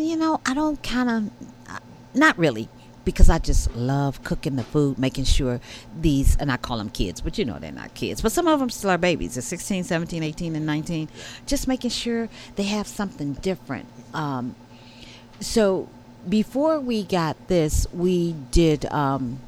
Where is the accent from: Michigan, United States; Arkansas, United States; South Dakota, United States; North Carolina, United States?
Michigan, United States; Detroit; moved away as an adult; also born or lived in Southern California; I was born in Detroit. Grew up in the 60s, the Motown